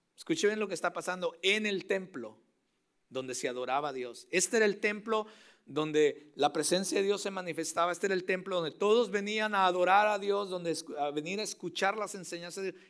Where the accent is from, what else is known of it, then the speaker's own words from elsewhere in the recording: Mexico; moved away; Yo soy mexicano